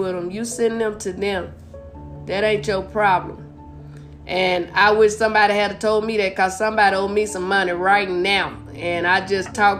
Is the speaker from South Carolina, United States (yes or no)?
no; Blytheville, Arkansas, United States; moved away; also born or lived in St. Louis / California / Las Vegas; Well, I was born and raised in Arkansas. I'm originally from Blytheville, Arkansas.